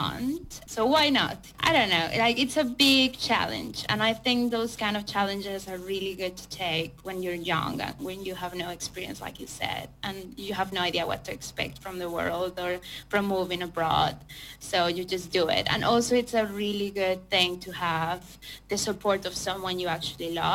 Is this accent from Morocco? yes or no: no; Mexico; moved away as an adult; also born or lived in Madrid, Spain; now in Ingolstadt, Germany; I'm from Mexico and I have been here for almost a year and a half now